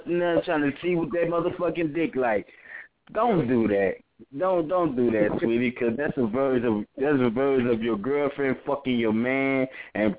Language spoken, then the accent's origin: English; Beaumont, Texas, United States; also born or lived in Louisiana; I stay in Beaumont. I was raised in Beaumont.